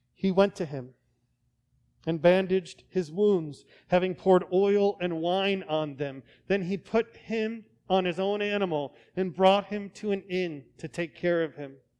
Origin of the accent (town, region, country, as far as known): United States